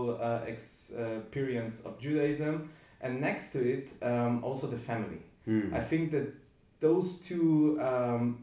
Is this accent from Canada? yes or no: no; Vienna, Austria; I grew up in Vienna.